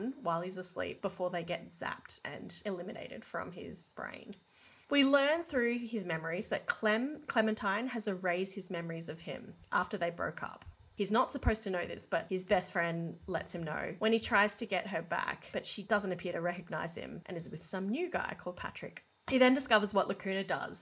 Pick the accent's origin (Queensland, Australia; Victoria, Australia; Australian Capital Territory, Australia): Queensland, Australia; Brisbane; Brisbane, which is where I grew up